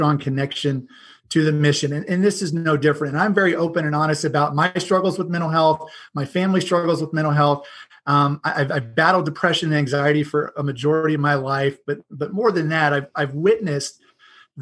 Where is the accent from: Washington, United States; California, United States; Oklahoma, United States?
Oklahoma, United States; moved away as an adult; also born or lived in Seattle area; I grew up in the Midwest. I wasn't born in Oklahoma, but I always tell everybody I consider Oklahoma my home. I grew up there.